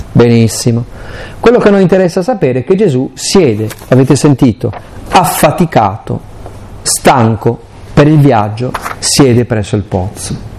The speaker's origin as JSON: {"language": "Italian", "region": "Aosta Valley", "country": "Italy", "said": "io poi sono valdostano"}